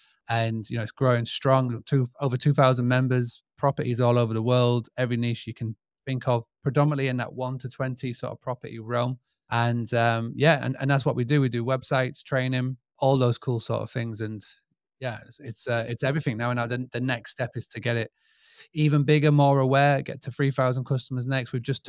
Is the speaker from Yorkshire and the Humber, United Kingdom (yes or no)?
yes; Scarborough, Yorkshire and the Humber, United Kingdom; I'm from United Kingdom, England, from a little town called Scarborough. And basically, who am I and what do I do? So I was born pretty much in this game of hospitality. I grew up on a 200-acre farm stay, bed and breakfast in the United Kingdom.